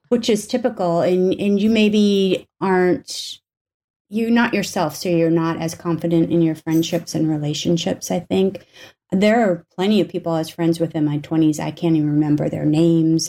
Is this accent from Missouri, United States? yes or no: no; North Dakota, United States; moved away; I grew up in North Dakota for the most part